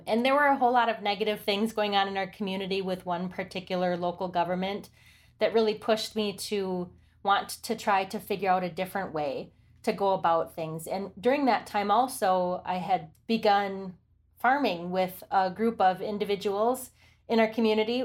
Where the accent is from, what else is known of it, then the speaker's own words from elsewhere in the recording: Oneida Reservation, Wisconsin, United States; I'm Oneida, and I grew up near Duck Creek that runs through the Oneida Reservation